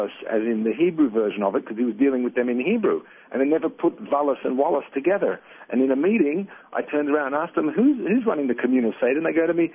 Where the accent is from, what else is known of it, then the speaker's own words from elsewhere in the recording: Melbourne, Victoria, Australia; also born or lived in Baltimore; I was a kid growing up in Melbourne